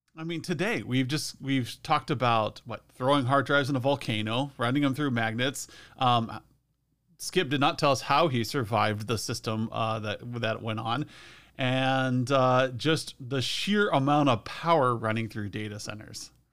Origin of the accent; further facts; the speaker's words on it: Western Nebraska, United States; I'm from Western Nebraska, where there's a lot of dust